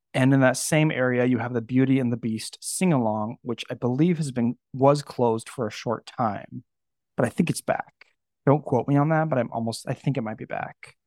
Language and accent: English; Napa Valley, California, United States; Napa Valley, California, where I grew up